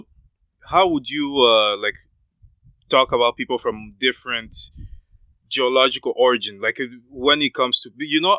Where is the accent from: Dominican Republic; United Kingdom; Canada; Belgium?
Canada; like myself, I'm a Canadian, you know, like I'm a Canadian.